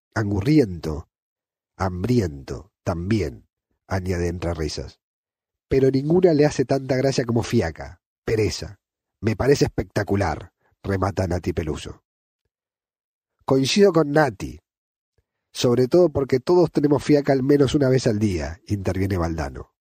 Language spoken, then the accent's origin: Spanish; Argentina; moved away as an adult; now in Catalonia, Spain; Soy argentino, pero vivo en Cataluña hace 10 años